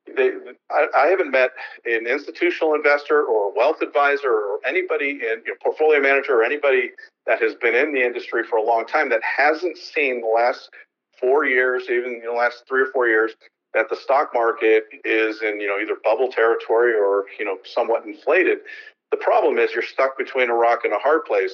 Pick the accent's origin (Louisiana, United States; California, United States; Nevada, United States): California, United States; San Francisco; moved away as an adult; now in Bremerton, United States; I'm from San Francisco and I've been in the real estate securities industry a long time, but I've actually moved to Bremerton